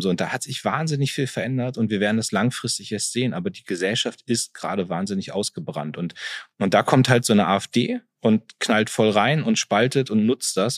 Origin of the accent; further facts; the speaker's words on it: Munster, Lower Saxony, Germany; also born or lived in Soltau; ich komme aus Munster, das ist mein Heimatort